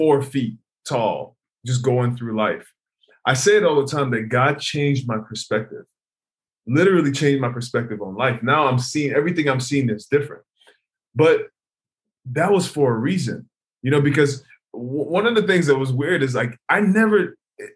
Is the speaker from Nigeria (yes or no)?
yes; Nigeria; now in United States; I moved to America by myself. And originally I'm from Nigeria.